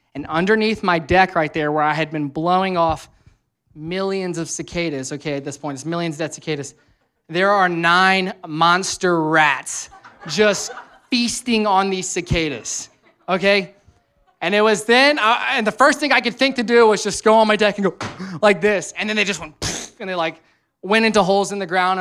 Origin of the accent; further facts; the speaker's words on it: Louisiana, United States; now in Cincinnati, United States; I'm from Louisiana, which is always hot there